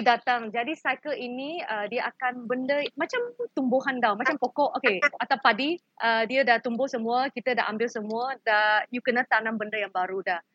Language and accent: Malay; Malaysia; kita sebagai rakyat Malaysia